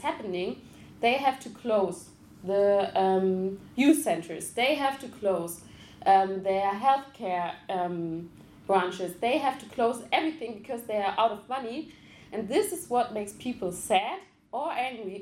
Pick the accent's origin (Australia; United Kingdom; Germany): Germany; Ruhr area, North Rhine-Westphalia; I come from Ruhrgebiet, it's like Dortmund, Essen